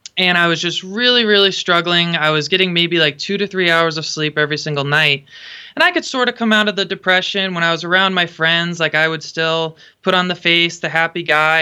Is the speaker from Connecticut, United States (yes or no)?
yes; Connecticut, United States; moved away as an adult; now in Pacific Northwest, United States; I grew up in Connecticut. I grew up about an hour north of Sandy Hook.